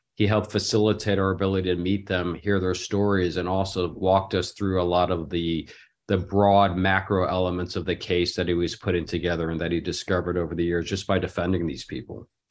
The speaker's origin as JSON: {"language": "English", "town": "Los Angeles", "region": "California", "country": "United States", "said": "from Los Angeles"}